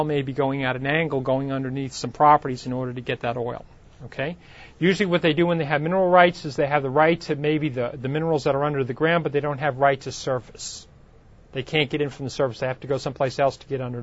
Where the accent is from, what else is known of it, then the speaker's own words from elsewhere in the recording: Long Island, New York, United States; now in California, United States; When I grew up in New York, there was a lake in Long Island called Lake Ronkonkoma.